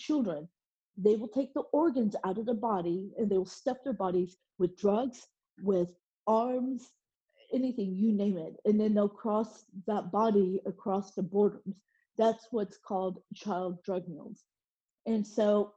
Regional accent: Oklahoma, United States; also born or lived in South Korea / Dallas, Texas; I grew up in Oklahoma

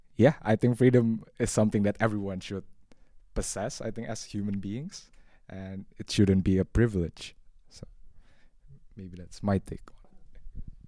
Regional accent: Indonesia; moved away as an adult; now in Netherlands; I'm from Indonesia. Um, Indonesia is yeah the the country with the most Muslim population in the world, and I was born and raised there

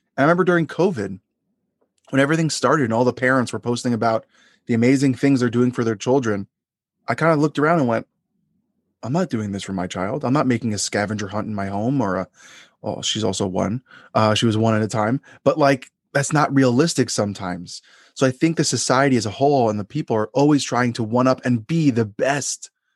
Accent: Long Island, New York, United States; the area that I grew up in Long Island

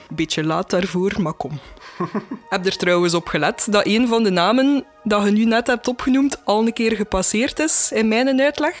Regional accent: Wetteren, Flanders, Belgium; ik zelf van Wetteren ben

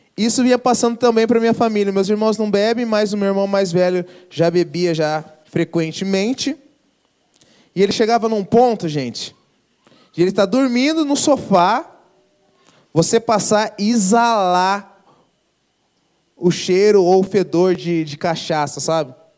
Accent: Brazil; Sou brasileiro

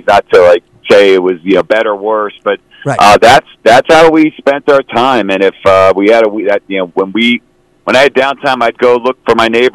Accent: Boston, Massachusetts, United States; growing up in Boston

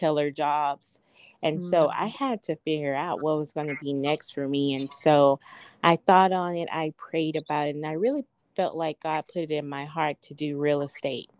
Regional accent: Louisiana, United States; moved away as an adult; now in Hobbs, United States; I'm originally from Louisiana. I'm very much so a Southerner

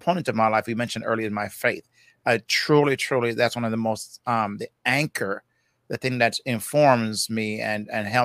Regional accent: Jamaica; accent: Jamaican; I'm from Jamaica, so that's I call myself the, Jamaican guy

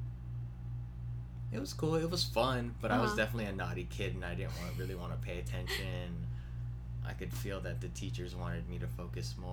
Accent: Guam; moved away as an adult; now in Las Vegas, United States; I was born and raised on Guam

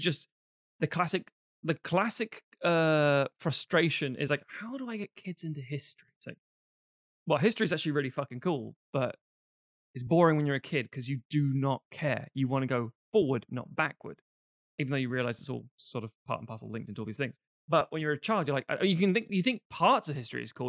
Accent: London, United Kingdom; mine was different in London

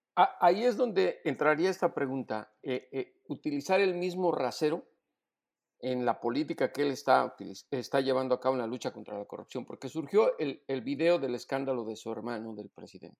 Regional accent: Mexico; como reportero y como mexicano

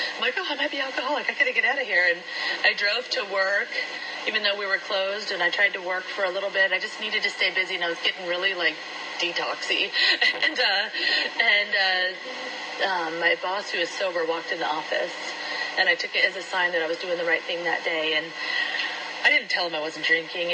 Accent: Iowa, United States; also born or lived in San Diego; now in Orange County, United States; I was raised in Iowa

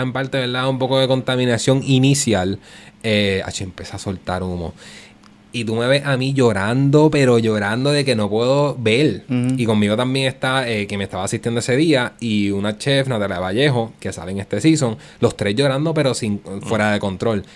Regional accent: Puerto Rico; first language Spanish; yo soy puertorriqueño y el español es nuestro idioma

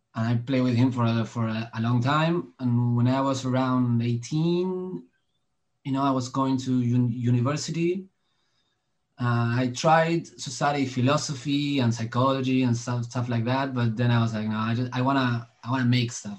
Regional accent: Argentina; I was I was born in in Argentina

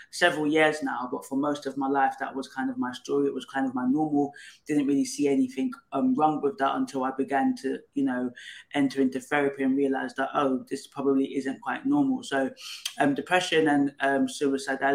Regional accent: Nigeria; now in United Kingdom; So it's a Igbo Nigerian name. I come from Nigeria, but live in the UK

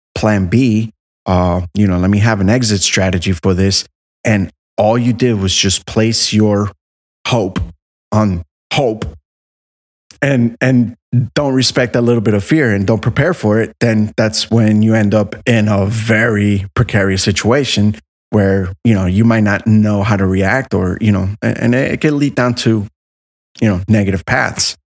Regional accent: Miami, Florida, United States; I was raised in Miami

